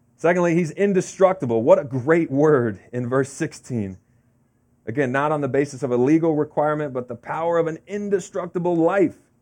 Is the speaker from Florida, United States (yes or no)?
yes; Florida, United States; now in New Jersey, United States; growing up in Florida, we had an in-ground pool, uh, as a kid